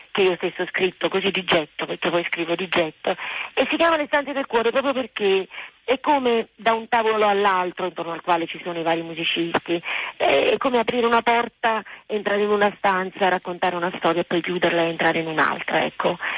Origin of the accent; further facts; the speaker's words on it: Naples, Campania, Italy; è la musica della mia terra, essendo nata a Napoli